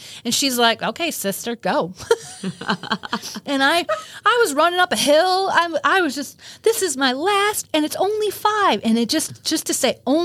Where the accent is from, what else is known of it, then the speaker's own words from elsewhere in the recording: Illinois, United States; I'm from Illinois